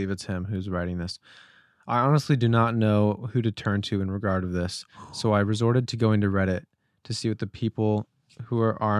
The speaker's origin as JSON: {"language": "English", "country": "United Kingdom", "moved": "as an adult", "lives_now": "Chicago, United States", "said": "And I'm also British. It's my background. That's why I call it university and not college."}